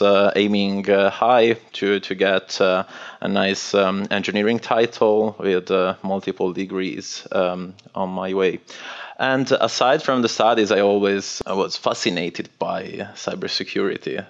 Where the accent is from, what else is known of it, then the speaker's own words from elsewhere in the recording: northwest Italy, Italy; English is a second language; moved away as an adult; I'm originally from Italy and northwest of Italy. It's a very little village um, in front of the sea, and uh, I moved out of that place when I was around 18 for university studies